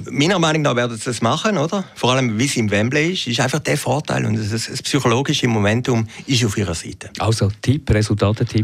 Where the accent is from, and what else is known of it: Switzerland